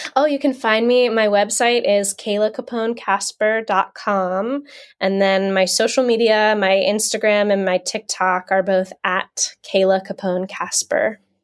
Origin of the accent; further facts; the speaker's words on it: New Jersey, United States; now in Pennsylvania, United States; I grew up in New Jersey. I'm currently in Pennsylvania.